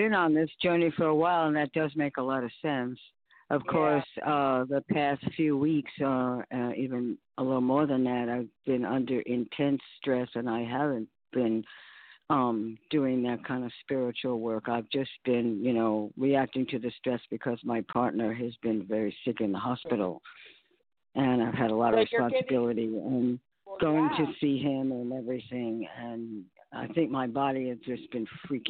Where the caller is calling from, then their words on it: New York, United States; Oh, Karen in New York.